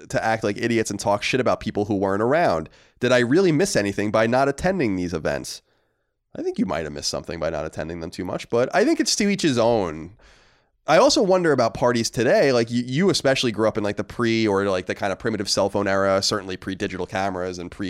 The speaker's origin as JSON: {"language": "English", "town": "Manchester", "region": "New Jersey", "country": "United States", "tie": "born or raised there", "said": "which isn't too far from my hometown of Manchester, New Jersey."}